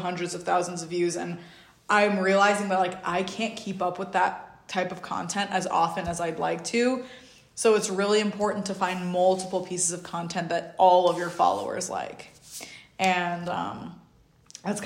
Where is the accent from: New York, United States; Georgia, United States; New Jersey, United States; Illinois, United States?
New York, United States; also born or lived in Uzbekistan; I'm from New York